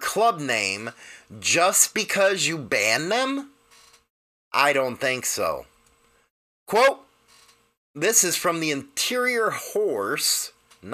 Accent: United States; we're used to the way we do things here in the United States

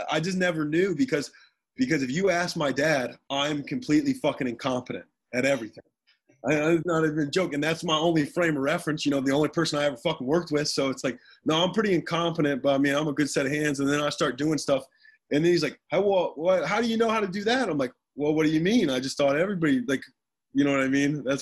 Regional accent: Bucyrus, Ohio, United States; So, so what's your hometown? Bucyrus, Ohio.

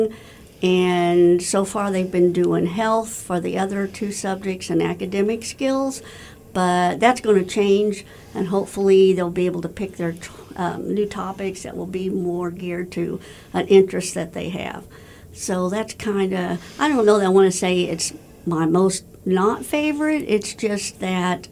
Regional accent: Warrensburg, Missouri, United States; I was born in Warrensburg. I live in Warrensburg. I went to college in Warrensburg.

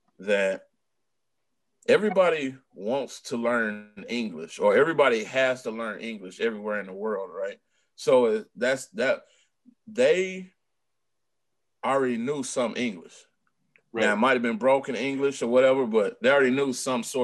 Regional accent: Texas, United States; I'm a boy from Texas now

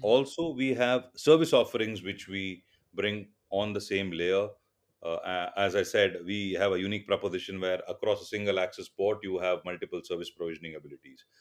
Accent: Mumbai, Maharashtra, India; first language Tulu; English is a second language; born and brought up in Mumbai

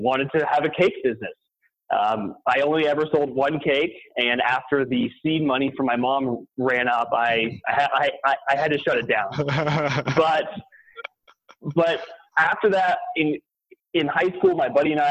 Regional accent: San Diego, California, United States; moved away as an adult; also born or lived in Provo, Utah; I'm born and raised in San Diego.

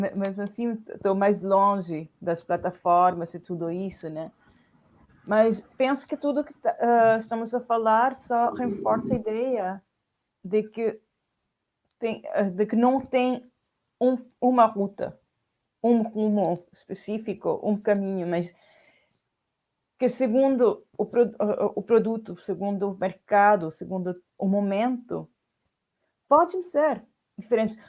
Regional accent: Chile; Portuguese is a second language; now in Paris, France; eu sou chilena

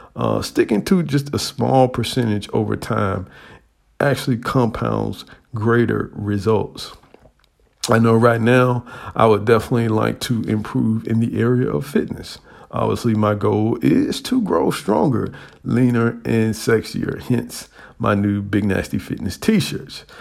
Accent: United States; as an American

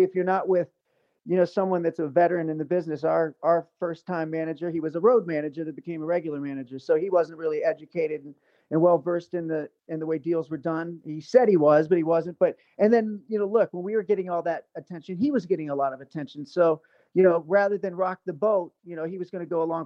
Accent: Ohio, United States; also born or lived in New York / Los Angeles; now in Las Vegas, United States; my hometown in Ohio

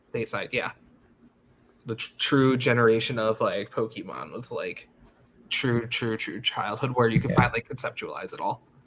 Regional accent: United States; I grew up like five miles from the border of New York City.

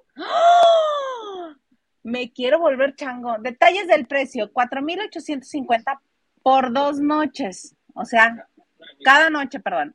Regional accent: Mexicali, Baja California, Mexico; yo soy de Mexicali

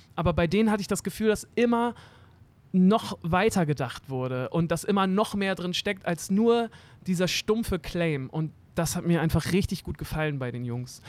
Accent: Hamburg, Germany; ich bin in Eimsbüttel aufgewachsen, so ein richtiges äh, Eimsbüttel-Kind am Weiher

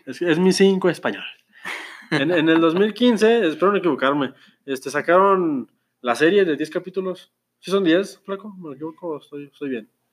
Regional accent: Mexico

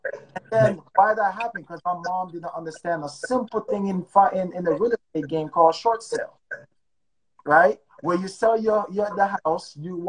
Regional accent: Jamaica; now in United States; my mom came here. We came from Jamaica, right? And we didn't have much.

